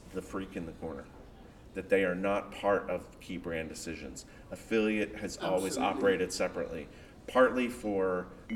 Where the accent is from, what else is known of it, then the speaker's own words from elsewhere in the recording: United States; I'm American